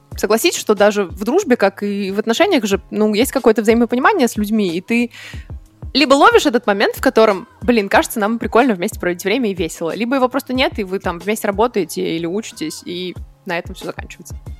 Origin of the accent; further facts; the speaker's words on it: Nizhny Novgorod, Nizhny Novgorod Oblast, Russia; moved away as an adult; also born or lived in Vienna, Austria; now in Berlin, Germany; Я из Нижнего Новгорода, из России. И я сейчас в Берлине.